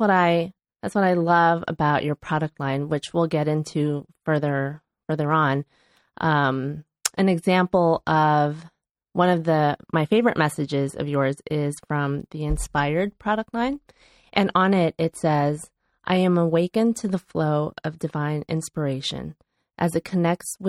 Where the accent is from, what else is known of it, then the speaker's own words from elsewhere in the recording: Chicago, Illinois, United States; moved away; my hometown of Chicago